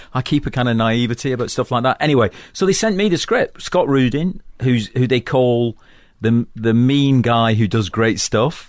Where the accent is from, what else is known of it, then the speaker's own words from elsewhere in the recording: Manchester, North West England, United Kingdom; moved away; also born or lived in London; I come from Manchester, which is an industrial town in the northwest of England, and I come from a working class background